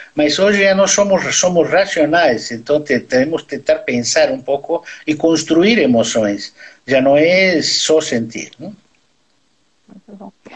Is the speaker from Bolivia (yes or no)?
yes; Bolivia; Portuguese is a second language; moved away as an adult; now in Brazil; eu nasci na Bolívia, sou brasileiro, mas eu nasci na Bolívia, sim